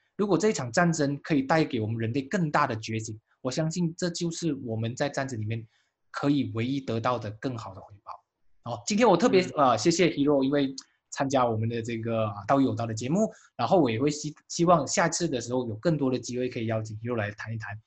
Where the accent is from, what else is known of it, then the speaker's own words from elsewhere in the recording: Malaysia; 作为马来西亚人